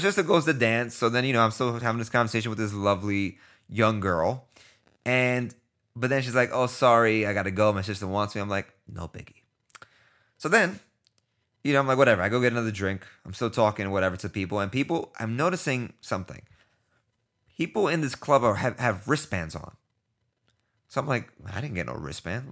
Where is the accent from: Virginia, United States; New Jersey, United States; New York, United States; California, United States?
New York, United States; New York City; I'm from New York